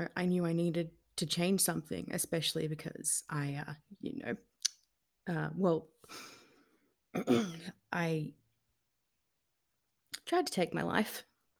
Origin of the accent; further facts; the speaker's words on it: New South Wales, Australia; moved away as an adult; also born or lived in Campbelltown / Wollongong; now in Melbourne, Australia; Well, so I was born in Campbelltown, but when I was around 10 or so, we moved to the south coast of New South Wales. You know, I then moved for uni to Wollongong a bit later on. And, you know, I moved to Melbourne in 2018